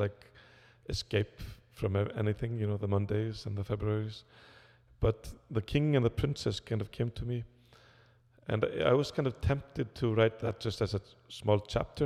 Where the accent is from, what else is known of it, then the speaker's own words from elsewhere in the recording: Iceland; I come from Iceland